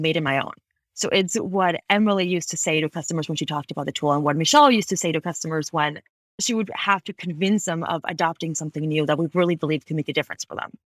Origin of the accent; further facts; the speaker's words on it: Ecuador; moved away as an adult; also born or lived in Washington, D.C., United States / Boston, United States; now in Bay Area, United States; I actually was born and raised in Ecuador. I moved to the U S in twenty twelve